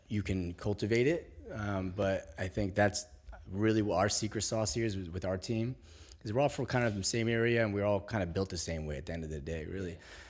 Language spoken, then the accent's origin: English; Algeria; I'm from Algeria, so is my our CTO Mizi is from Algeria, first generation.